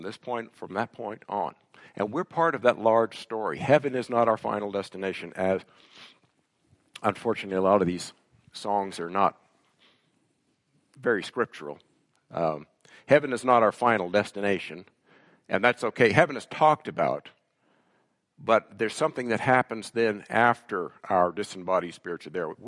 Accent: United States; moved away as an adult; now in Canada; When I go back to the States

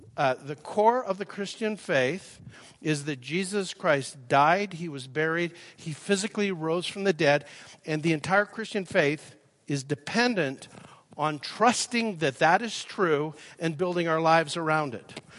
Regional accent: Calgary, Alberta, Canada; moved away as an adult; now in Nashville, United States; I live in Nashville now. I grew up in Calgary. I'm claiming my birthright. I was born at the Holy Cross Hospital and uh, lived here till I was uh, 36.

